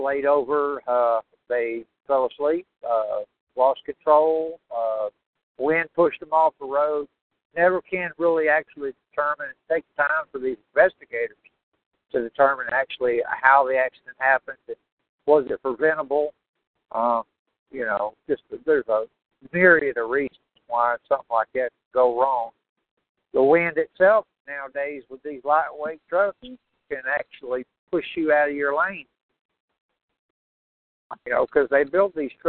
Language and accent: English; Houston, Texas, United States; I grew up in Houston